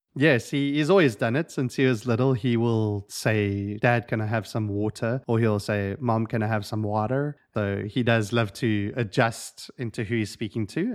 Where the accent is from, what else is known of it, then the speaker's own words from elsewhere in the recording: South Africa; moved away as an adult; now in United States; I have a bit of an accent, and so I was raised and born in South Africa